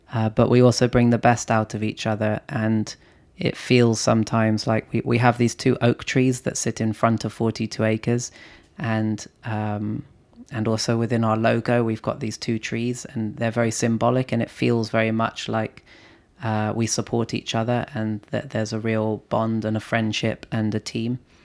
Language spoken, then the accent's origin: English; London, United Kingdom; I grew up in London